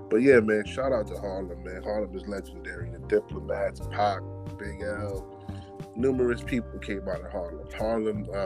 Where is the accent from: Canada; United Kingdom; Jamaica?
Jamaica; I'm, I'm Jamaican